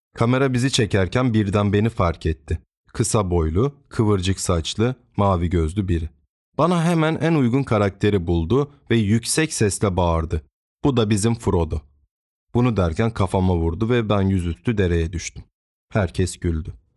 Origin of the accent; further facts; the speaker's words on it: Trabzon, Turkey; 7-8 yaşlarındayım. Yaza doğru tüm gurbetçilerin de gelmesiyle memleketlerine, Trabzon'a gelen halamlar